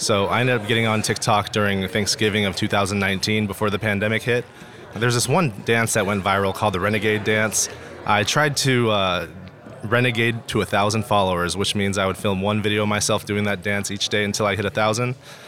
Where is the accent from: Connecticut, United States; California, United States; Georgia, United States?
California, United States; I grew up in the Bay Area, but I ended up playing college ball at the University of Idaho.